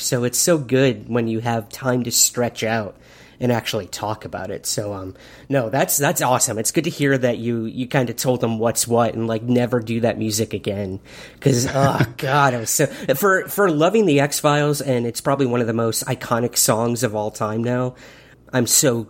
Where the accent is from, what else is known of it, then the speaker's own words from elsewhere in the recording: Syracuse, New York, United States; I remember growing up in my hometown of Syracuse, New York